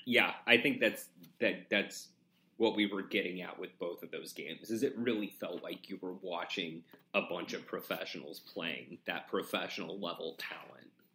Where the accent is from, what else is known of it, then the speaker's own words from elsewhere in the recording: Wyoming, United States; moved away; also born or lived in Oregon; living in, growing up in Wyoming